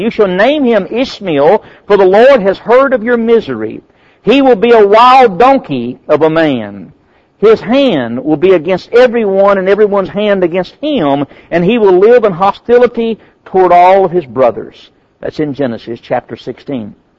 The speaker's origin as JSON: {"language": "English", "country": "United States", "said": "I'm American"}